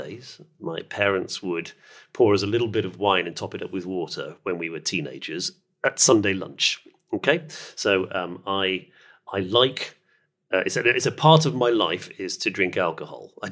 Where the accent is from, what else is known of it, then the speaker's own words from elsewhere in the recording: United Kingdom; we're sitting here, you and I, in central London, and we're both British.